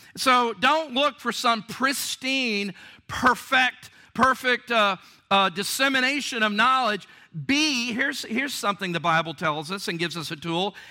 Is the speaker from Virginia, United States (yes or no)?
yes; Virginia, United States; Virginia, my home state